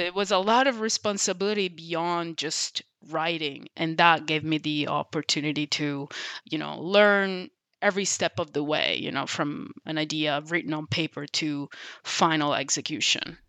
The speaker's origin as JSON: {"language": "English", "region": "Sicily", "country": "Italy", "tie": "born or raised there", "said": "as an introverted kid growing up in Sicily"}